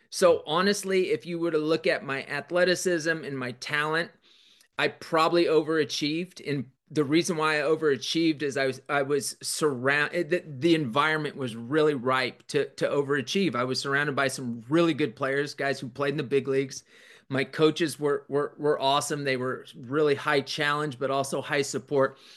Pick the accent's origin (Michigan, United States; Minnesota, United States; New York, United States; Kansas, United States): Kansas, United States; also born or lived in Denver, Colorado; I was born in Denver, but I, I lived there such a short time. But my dad coached and taught. My mom was a teacher. And then when we went to Kansas